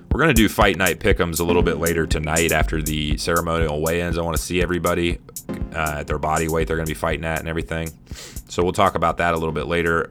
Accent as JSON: {"language": "English", "region": "Midwest", "country": "United States", "tie": "born or raised there", "said": "growing up in the Midwest"}